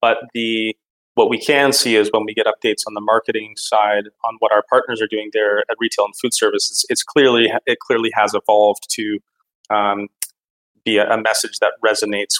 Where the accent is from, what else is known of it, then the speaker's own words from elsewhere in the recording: Calgary, Alberta, Canada; born and raised in Canada and mostly grew up in Calgary, Alberta